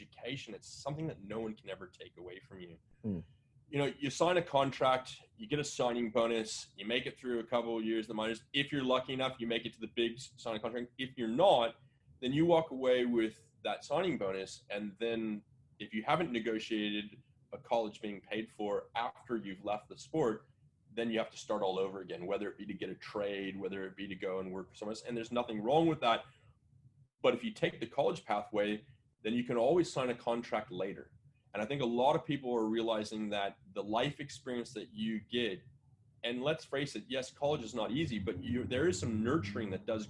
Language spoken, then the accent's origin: English; San Diego, California, United States; I was born in San Diego.